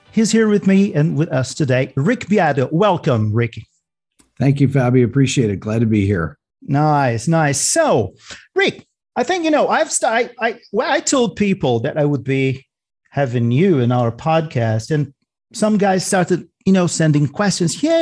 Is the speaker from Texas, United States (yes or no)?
no; New York, United States; now in Atlanta, United States; I'm from New York.